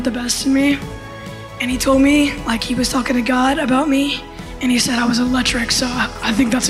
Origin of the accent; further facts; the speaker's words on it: Fort Wayne, Indiana, United States; I'm from Fort Wayne, Indiana.